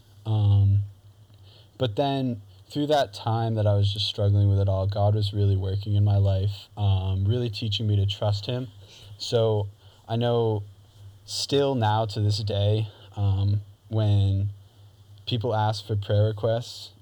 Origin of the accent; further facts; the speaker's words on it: Newton, New Hampshire, United States; also born or lived in Beverly, Massachusetts / Rowley, Massachusetts; we moved to the house that I still live in now, as the time of recording this, in Newton, New Hampshire. So I grew up